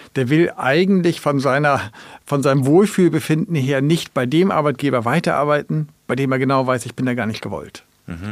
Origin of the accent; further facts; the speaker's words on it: Germany; now in Kiel, Germany; als Deutsche